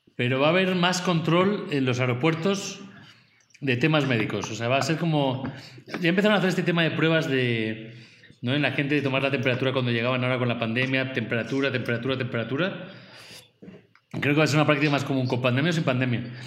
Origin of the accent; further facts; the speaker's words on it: Spain; como español